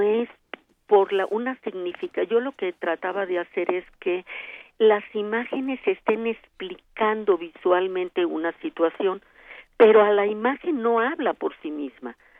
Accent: Mexico; Somos muchas las mexicanas

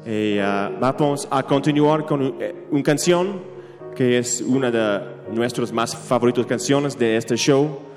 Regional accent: Vancouver, British Columbia, Canada; Spanish is a second language; Somos de Canadá, de Vancouver, del oeste del país.

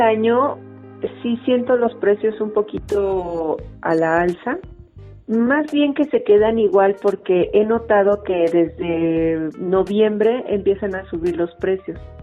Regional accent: Mexico City, Mexico; soy de la Ciudad de México.

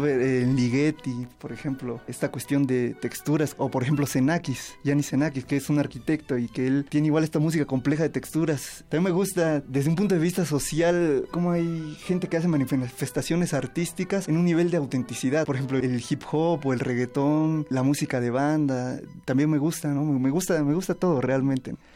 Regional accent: Ocotlán de Morelos, Oaxaca, Mexico; Soy originario de Ocotlán de Morelos, Oaxaca, Nací el 8 de septiembre de 1991

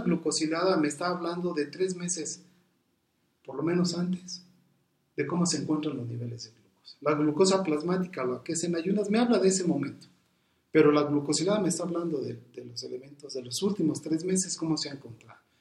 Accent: Mexico; somos mexicanos y somos dependientes muchas de las ocasiones de la familia

